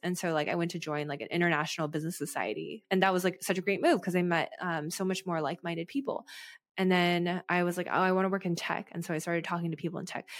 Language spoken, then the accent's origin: English; United States; as an American